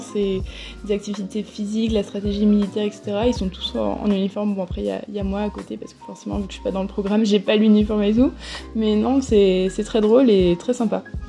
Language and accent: French; France; accent: French; moved away as an adult; now in New York, United States; avec mon accent, ça doit se voir que je suis française